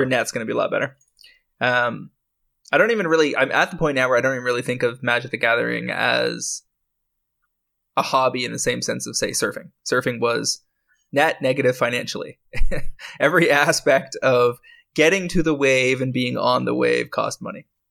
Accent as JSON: {"language": "English", "country": "Canada", "said": "I'm a Canadian"}